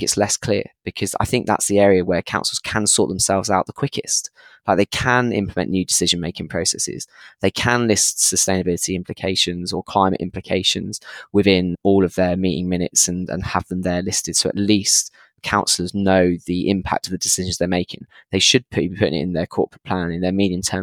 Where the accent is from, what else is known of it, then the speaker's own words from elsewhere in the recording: Luton, East of England, United Kingdom; Luton, my hometown